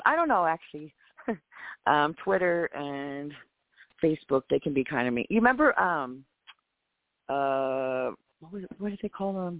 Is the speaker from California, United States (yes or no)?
no; Texas, United States; I'm from Texas.